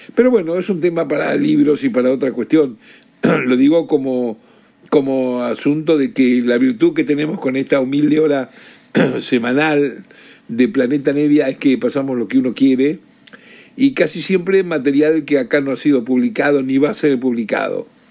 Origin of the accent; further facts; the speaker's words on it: Rosario, Santa Fe, Argentina; yo era chico, eh, niñito y hasta adolescente, desde Rosario, de donde soy